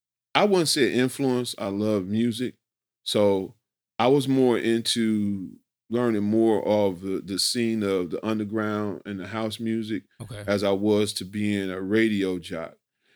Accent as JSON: {"language": "English", "town": "Chicago", "region": "Illinois", "country": "United States", "tie": "born or raised there", "said": "you just got to think about my neighborhood I grew up in. Yeah. I grew up in Brainerd Park."}